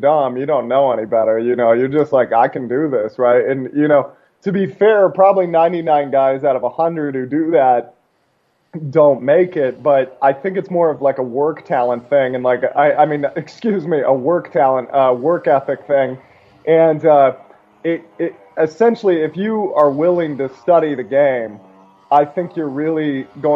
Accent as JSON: {"language": "English", "town": "Seattle", "region": "Washington", "country": "United States", "tie": "born or raised there", "also_born_or_lived": "Alaska", "said": "I was born in a small town in Alaska, but I grew up mostly outside of Seattle"}